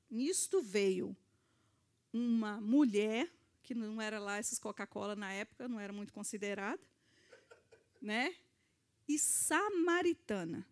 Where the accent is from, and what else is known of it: Brazil; moved away